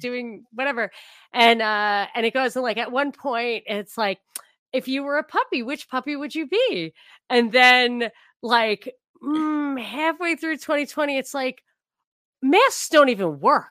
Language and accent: English; New York, United States; I grew up in New York. I grew up not, you know, on the border of New York and New Jersey